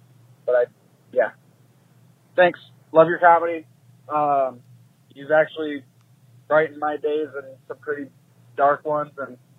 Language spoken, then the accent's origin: English; Indiana, United States; I'm from Indiana.